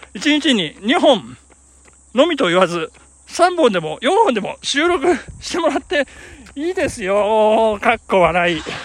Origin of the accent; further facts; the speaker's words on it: Shinshu-shinmachi, Nagano, Japan; 我が生まれ故郷、しかも、あの、聖火跡地のですね、信州市町の聖火跡地